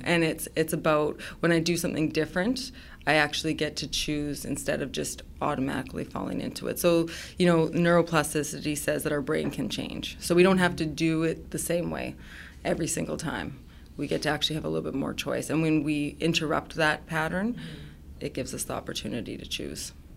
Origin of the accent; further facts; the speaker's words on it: Saskatchewan, Canada; I come from Saskatchewan